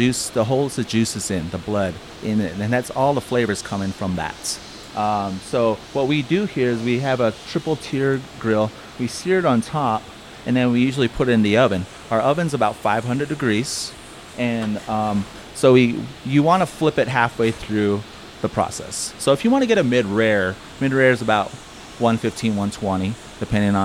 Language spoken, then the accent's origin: English; Navajo, New Mexico, United States; moved away as an adult; now in Flagstaff, United States; I'm originally from Navajo, New Mexico. It's a little small town north of Fort Defiance, Arizona